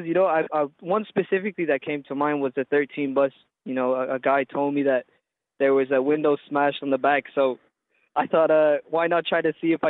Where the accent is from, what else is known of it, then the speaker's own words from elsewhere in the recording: California, United States; now in Dublin, Ireland; Well, you know, that's where I live. So, I moved over here from California.